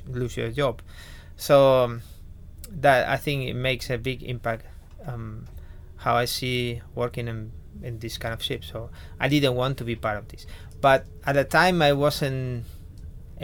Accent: Spain; I'm from Spain.

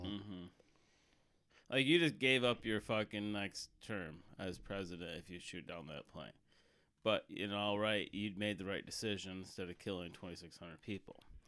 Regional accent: United States; as a American

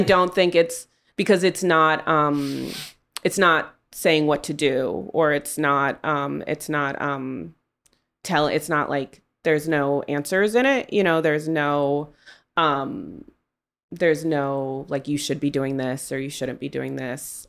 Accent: Oakland, California, United States; I grew up in Oakland in the nineties

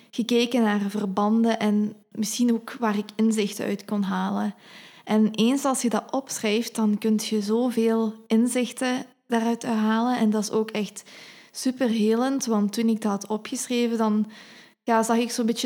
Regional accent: Hasselt, Limburg, Belgium; zoals jullie waarschijnlijk wel horen, ben ik van Limburg. Dus eh, ik ben geboren in Limburg, in Hasselt. Eh, ik woon nu in Genk.

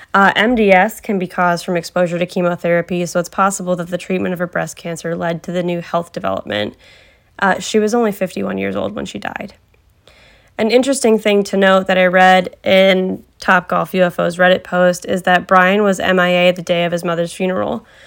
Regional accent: Cleveland, Ohio, United States; I've lived in the vicinity of Cleveland my entire life

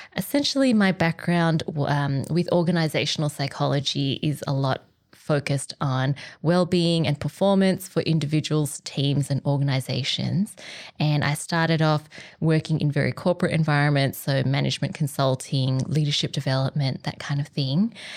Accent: Australia; I was born in Australia. But with my Vietnamese heritage

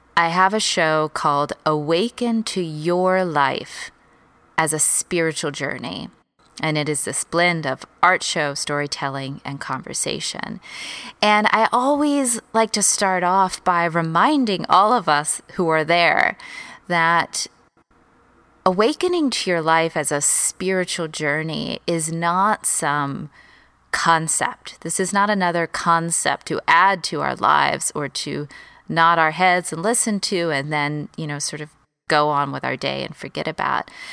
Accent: Texas, United States; moved away as an adult; also born or lived in Los Angeles, United States; I moved from Texas, where I grew up, to L

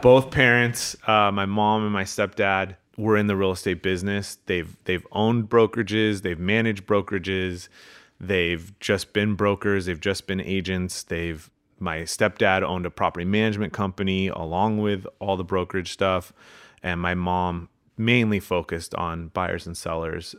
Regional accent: Manhattan Beach, California, United States; I grew up in Manhattan Beach

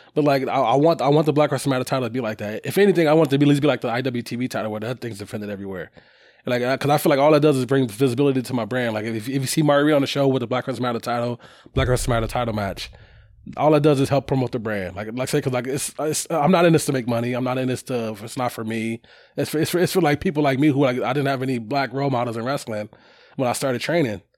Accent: Chicago, Illinois, United States; moved away; me growing up in Chicago

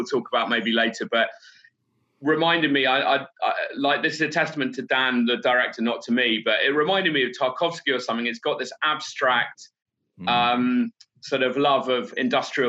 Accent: United Kingdom; moved away as an adult; now in Kampala, Uganda; We're both British

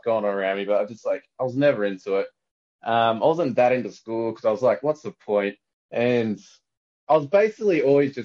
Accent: Sydney, New South Wales, Australia; I grew up around Western Sydney.

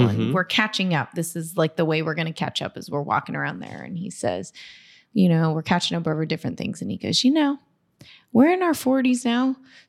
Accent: Corpus Christi, Texas, United States; We have a friend that we grew up with in Corpus.

